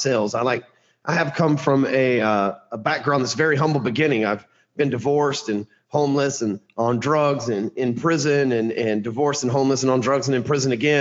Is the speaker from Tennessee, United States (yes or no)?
no; Dallas, Texas, United States; I am born and raised in Dallas, Texas